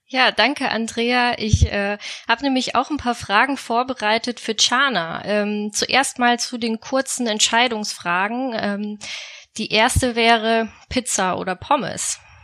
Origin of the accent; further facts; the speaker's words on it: Munich, Bavaria, Germany; moved away; Ich komme ursprünglich aus München und bin deswegen Oktoberfest erprobt